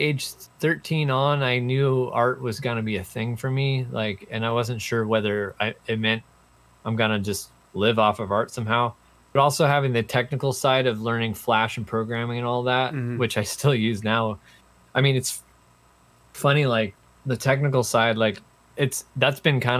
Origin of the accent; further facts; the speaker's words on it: Seattle, Washington, United States; moved away as an adult; also born or lived in Rhode Island; I grew up in Seattle, and then I went to college in Rhode Island